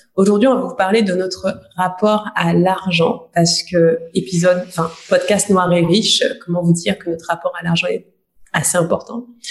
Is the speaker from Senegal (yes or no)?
no; Guadeloupe; j'ai grandi dans une famille modeste, je viens de Guadeloupe